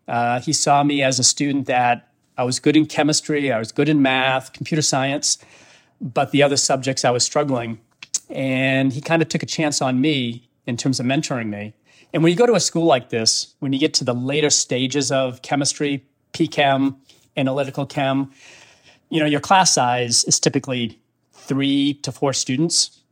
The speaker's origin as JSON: {"language": "English", "town": "Auburn", "region": "Maine", "country": "United States", "tie": "born or raised there", "moved": "yes", "said": "I grew up in Auburn, Maine"}